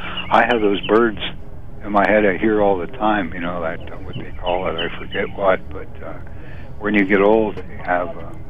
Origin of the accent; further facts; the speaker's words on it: North East England, United Kingdom; like when I was growing up in Northumberland with a police interaction with someone who had been drinking.